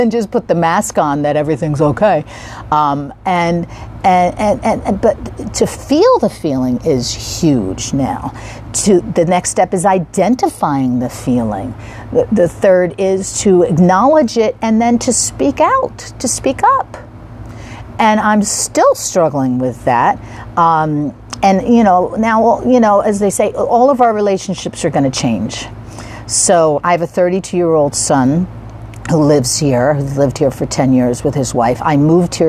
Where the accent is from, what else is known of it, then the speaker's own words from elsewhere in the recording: East Coast, United States; I'm from the East Coast